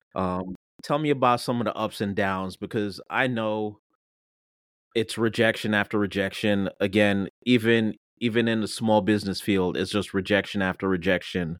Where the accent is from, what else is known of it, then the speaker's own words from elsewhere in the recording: Jamaica; moved away; I'm Jamaican